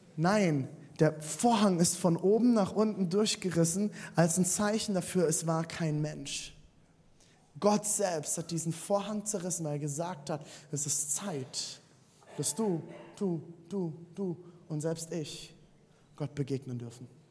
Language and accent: German; Rhineland-Palatinate, Germany; Ich bin im Siebenhundert-Seelendorf aufgewachsen